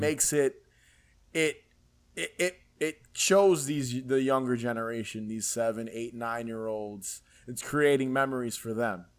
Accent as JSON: {"language": "English", "town": "New York City", "region": "New York", "country": "United States", "tie": "born or raised there", "also_born_or_lived": "Queens, New York", "said": "so I lived in the Bronx, New York, when I was, till I was about maybe ten years old. And then I moved to Queens"}